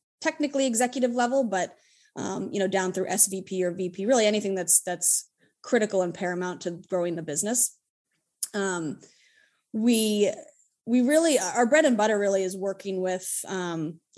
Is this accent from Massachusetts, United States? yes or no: yes; Hudson, Massachusetts, United States; I'm a born and raised Massachusetts native. I grew up in a little town called Hudson, Massachusetts